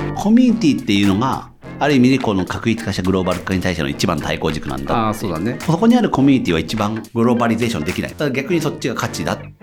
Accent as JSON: {"language": "Japanese", "town": "Imizu", "region": "Toyama", "country": "Japan", "tie": "born or raised there", "moved": "yes", "lives_now": "Tokyo, Japan", "said": "自分の地元って富山県の新宮と相水市っていうところで内川っていう川があって"}